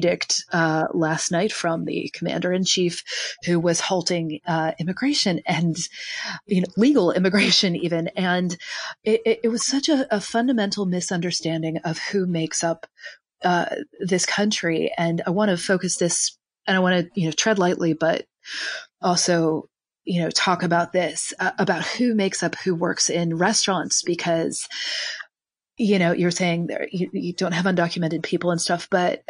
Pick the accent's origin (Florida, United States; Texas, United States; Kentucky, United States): Kentucky, United States; I'm from Kentucky